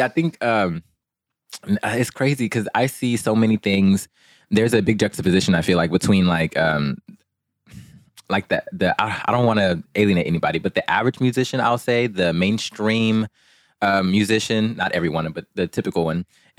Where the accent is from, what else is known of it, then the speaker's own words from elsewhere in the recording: Port Arthur, Texas, United States; born there; I was born in Port Arthur, Texas, but I've lived all over.